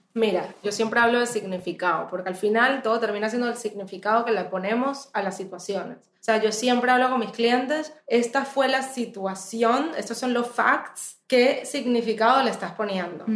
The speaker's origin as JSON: {"language": "Spanish", "country": "Venezuela", "tie": "born or raised there", "also_born_or_lived": "United States", "moved": "as an adult", "said": "yo nací en Estados Unidos, me fui al mes de haber nacida, o sea, en verdad soy venezolana"}